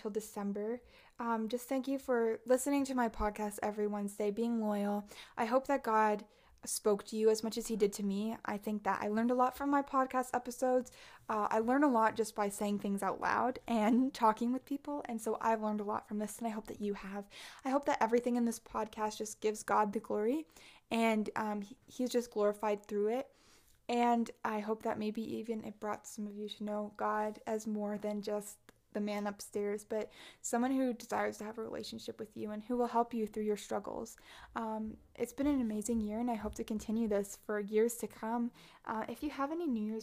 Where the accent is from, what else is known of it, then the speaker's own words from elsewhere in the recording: Canada; I was also in two lockdowns in 2021 because I'm Canadian